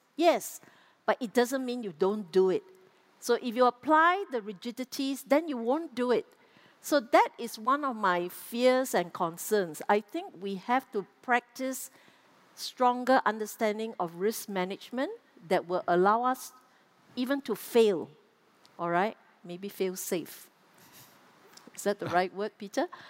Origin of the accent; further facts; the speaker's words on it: Singapore; as Singaporean